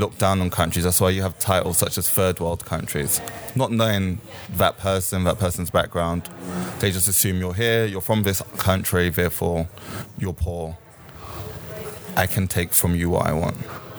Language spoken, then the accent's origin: English; Jamaica; born there; Me personally, I'm Jamaican. I was born in Jamaica, and I was in Jamaica on holiday because I raised my entire life in this city.